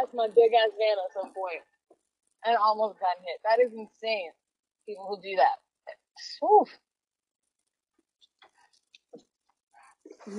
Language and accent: English; New York City, New York, United States; I'm a New Yorker.